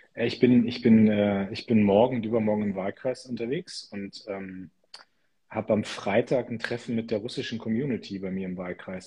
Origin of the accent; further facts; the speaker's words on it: Lower Saxony, Germany; als Niedersachse